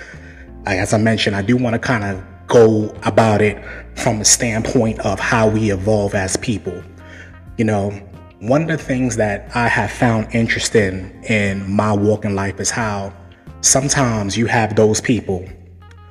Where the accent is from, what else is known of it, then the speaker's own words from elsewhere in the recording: New York City, New York, United States; I was born and raised in Brooklyn, New York